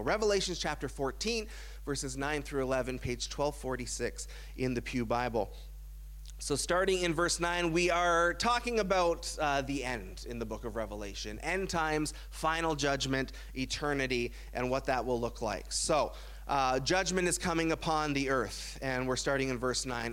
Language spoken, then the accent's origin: English; Burlington, Ontario, Canada; I grew up in Burlington, Ontario